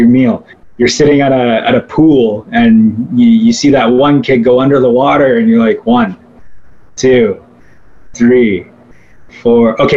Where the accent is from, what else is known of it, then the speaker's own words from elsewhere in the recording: South Bruce Peninsula, Ontario, Canada; also born or lived in Owen Sound; my hometown of South Bruce Peninsula